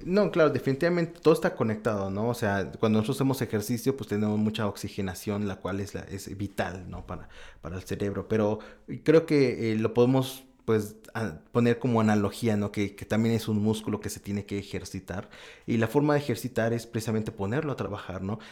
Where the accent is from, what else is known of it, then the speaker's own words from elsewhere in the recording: Mexico; moved away as an adult; now in Osaka, Japan; como mexicano